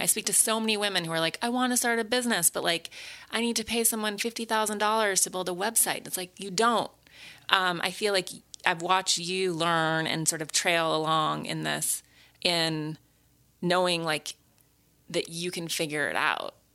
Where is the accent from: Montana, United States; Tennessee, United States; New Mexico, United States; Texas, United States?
Montana, United States; growing up in Montana